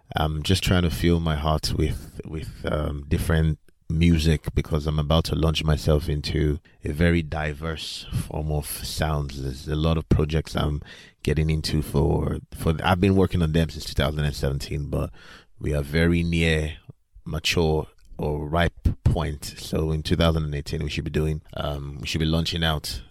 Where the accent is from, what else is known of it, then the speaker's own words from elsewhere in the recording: Nigeria; I grew up in Nigeria mostly